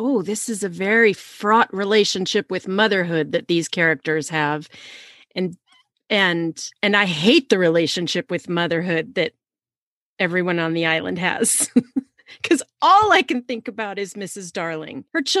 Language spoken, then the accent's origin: English; California, United States; I grew up in California. Disneyland was a huge part of our lives.